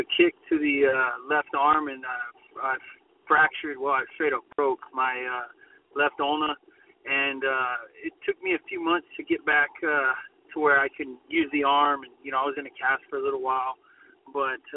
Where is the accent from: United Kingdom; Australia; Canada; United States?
United States; Corpus Christi, Texas; my hometown of Corpus